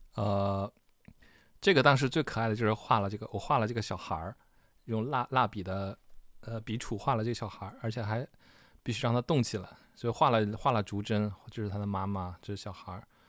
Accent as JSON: {"language": "Chinese", "region": "Northeast China", "country": "China", "tie": "born or raised there", "also_born_or_lived": "Liaoning", "moved": "yes", "lives_now": "Beijing, China", "said": "东北民谣我也不会，虽然我是东北人"}